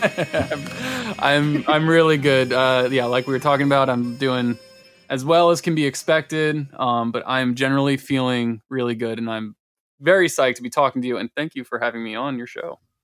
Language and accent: English; Malvern, Pennsylvania, United States; I grew up in Malvern, uh, which is a little turd